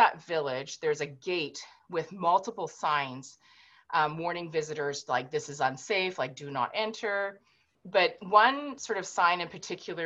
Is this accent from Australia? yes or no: no; Vancouver, British Columbia, Canada; I was born and raised in Vancouver